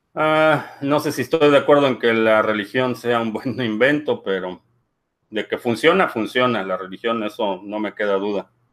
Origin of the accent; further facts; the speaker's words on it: Mexico; como buen mexicano crecí en una familia católica